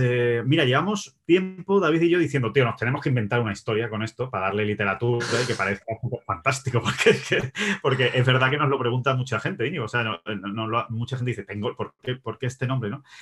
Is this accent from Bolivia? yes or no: no; Spain; yo soy español